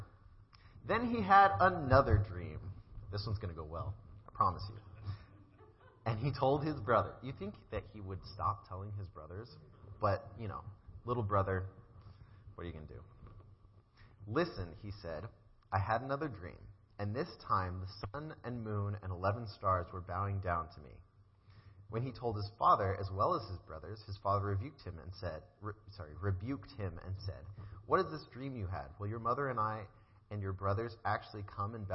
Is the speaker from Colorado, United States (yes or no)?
yes; Colorado, United States; now in Virginia, United States; I grew up in Colorado, and God moved me to Virginia